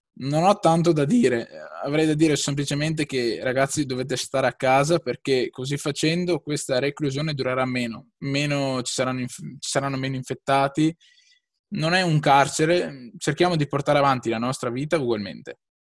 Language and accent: Italian; Lonigo, Veneto, Italy; sono di Lonigo, un piccolo paesino in eh, provincia di Vicenza, in Veneto